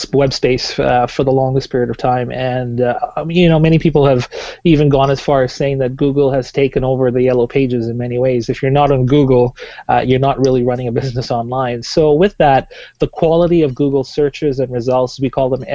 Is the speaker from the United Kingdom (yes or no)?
no; Tanzania; moved away as an adult; now in Vancouver, Canada; I am originally from Tanzania, East Africa. I moved here about 11 years ago